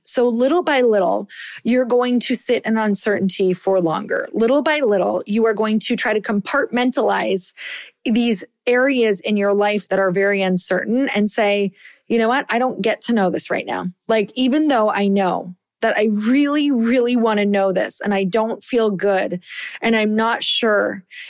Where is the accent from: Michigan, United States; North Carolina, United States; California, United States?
Michigan, United States; I am from Upper Michigan. I am like a badass because I survived those winters.